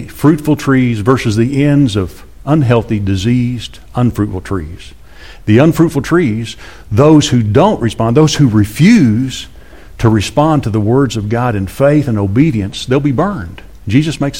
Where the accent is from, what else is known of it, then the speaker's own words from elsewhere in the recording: Amarillo, Texas, United States; I grew up in Amarillo.